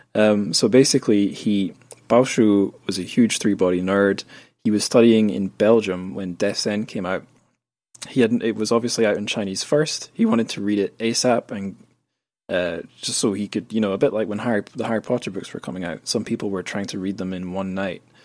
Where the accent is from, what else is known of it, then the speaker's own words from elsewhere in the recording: Scotland, United Kingdom; where I grew up in Scotland